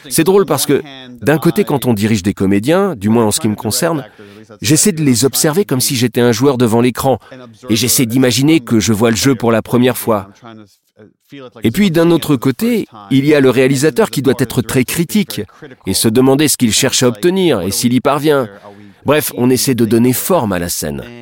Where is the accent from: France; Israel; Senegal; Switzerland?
Israel; Si je peux me permettre une petite digression, je suis originaire d'Israël et je m'intéresse à la politique du pays.